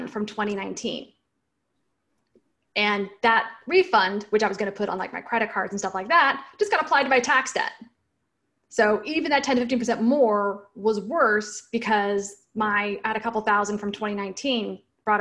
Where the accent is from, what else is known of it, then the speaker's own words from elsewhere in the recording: Washington, United States; moved away as an adult; also born or lived in San Francisco Bay Area, United States / Seattle, United States; now in Raleigh, United States; I'm originally from Washington State.